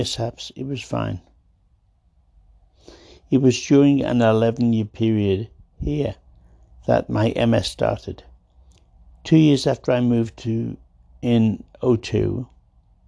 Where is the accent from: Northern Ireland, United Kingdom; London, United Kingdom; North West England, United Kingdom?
North West England, United Kingdom; Liverpool; moved away as an adult; also born or lived in Rocky Mountains; As a Liverpool lad, born in the 50s.